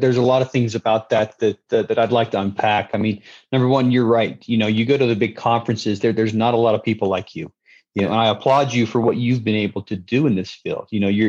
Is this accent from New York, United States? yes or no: no; Salt Lake City, Utah, United States; also born or lived in Twin Cities; now in Idaho Falls, United States; I grew up in Salt Lake City.